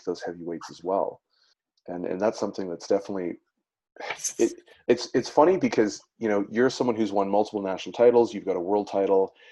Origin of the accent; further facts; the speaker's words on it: Netherlands; now in Canada; I was born in Netherlands